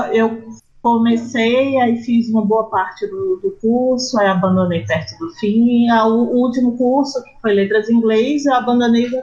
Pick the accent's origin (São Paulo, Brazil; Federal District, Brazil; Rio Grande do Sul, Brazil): Federal District, Brazil; Brasília; Não, eu sou brasiliense